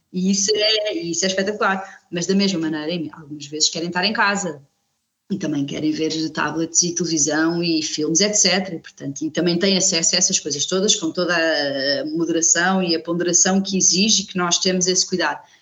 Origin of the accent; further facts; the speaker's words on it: Coimbra, Centro, Portugal; moved away as an adult; also born or lived in Lisbon; now in Viana do Alentejo, Portugal; cresci em Coimbra, andei sempre em escolas públicas